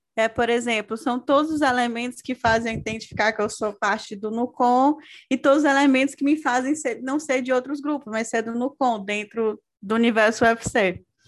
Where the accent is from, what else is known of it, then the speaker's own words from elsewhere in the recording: Maranhão, Brazil; moved away; also born or lived in Fortaleza, Ceará; sou de outro estado, sou do Maranhão